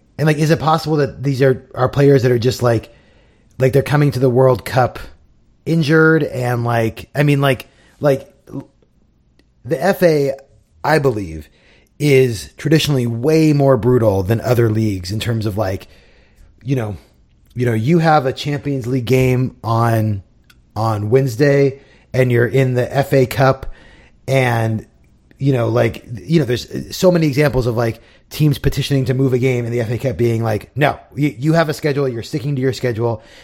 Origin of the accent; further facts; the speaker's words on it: United States; as an American fan